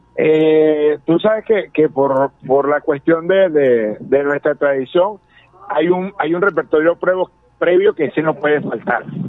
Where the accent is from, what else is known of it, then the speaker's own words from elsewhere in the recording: Lara, Venezuela; como larenses, como venezolanos